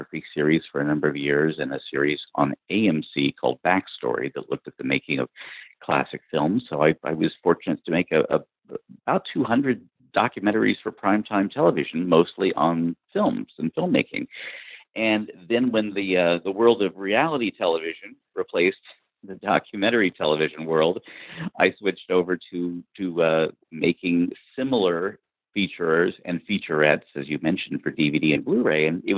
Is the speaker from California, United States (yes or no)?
yes; Southern California, United States; I grew up in Southern California with the film industry around me